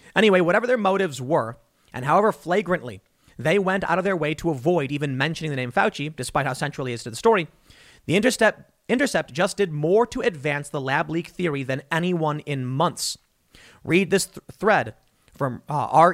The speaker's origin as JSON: {"language": "English", "country": "United States"}